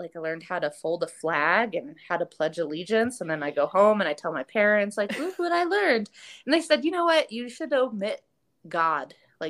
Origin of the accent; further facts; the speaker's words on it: Colorado Springs, Colorado, United States; I grew up obviously in Colorado Springs where it's incredibly religious. I grew up in a very non-religious household